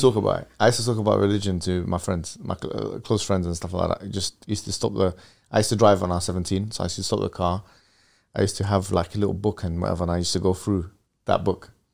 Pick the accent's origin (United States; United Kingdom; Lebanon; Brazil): United Kingdom; London; we moved from West London to Central London to North West London to, you know, I think at one point even South London.